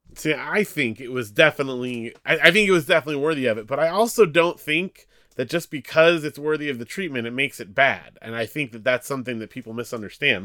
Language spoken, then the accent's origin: English; Big Bear, California, United States; Big Bear, California, small mountain town